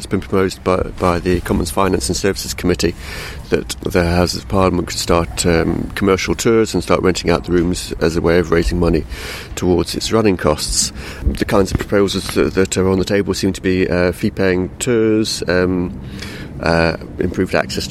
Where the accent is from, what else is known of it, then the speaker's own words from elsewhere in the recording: London, United Kingdom; I grew up in London during the 70s and the 80s